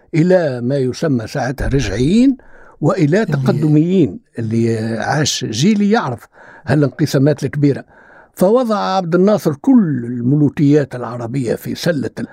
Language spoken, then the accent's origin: Arabic; Tunisia; عندنا في تونس